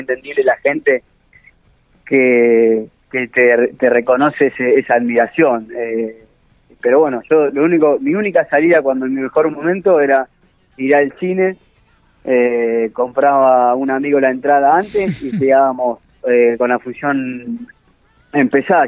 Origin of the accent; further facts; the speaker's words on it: Rufino, Santa Fe, Argentina; moved away; crecí en Rufino